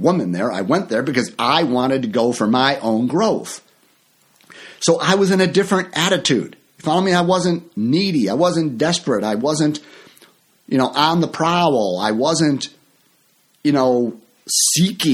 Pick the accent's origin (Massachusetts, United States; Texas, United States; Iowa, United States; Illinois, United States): Illinois, United States; near Chicago; my hometown here near Chicago